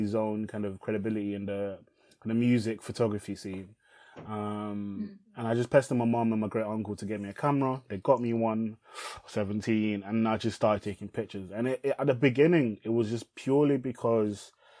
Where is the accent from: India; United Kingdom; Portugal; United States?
United Kingdom; England; English is a second language; I moved to England as an asylum seeker